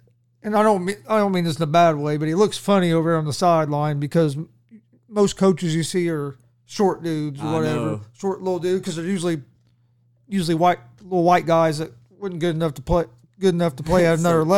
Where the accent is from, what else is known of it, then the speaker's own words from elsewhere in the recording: Indiana, United States; Game that interests me, and of course, I'm from Indiana, so it's going to interest me, even though I'm an IU fan